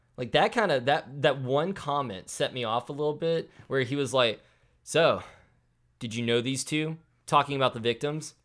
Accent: the South, United States; I'm from the South

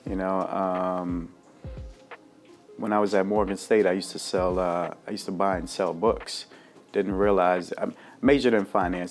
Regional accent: Jamaica; moved away; also born or lived in Bermuda / New York / Baltimore; I was born in Bermuda, raised in Jamaica

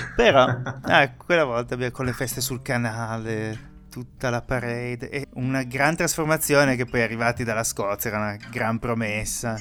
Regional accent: Pordenone, Friuli-Venezia Giulia, Italy; moved away; io vengo da Pordenone

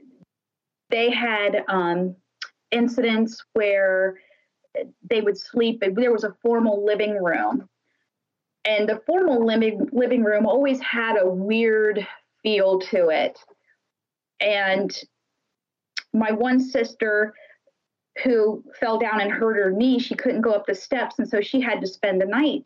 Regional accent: Lakeville, Ohio, United States; me and my sisters, we grew up in Lakeville, Ohio, which is just a little town in Holmes County

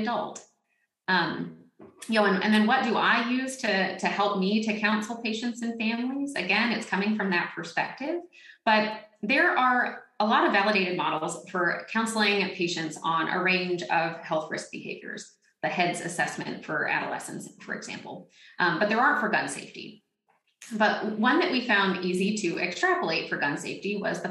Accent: Northwest Florida and South Alabama, United States; I grew up in Northwest Florida and South Alabama

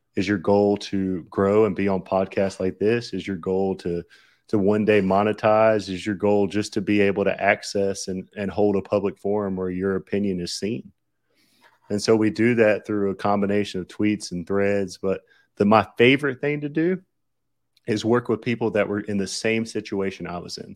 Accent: Southern, United States; accent: Southern; my Southern accent

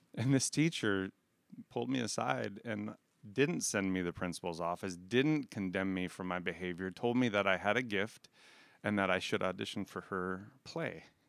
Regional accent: Aberdeen, South Dakota, United States; I grew up in Aberdeen, South Dakota

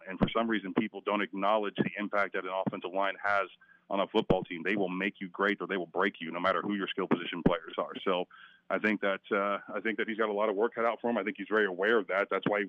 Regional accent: Stillwater, Oklahoma, United States; Yeah. I love Stillwater. I grew up in Stillwater.

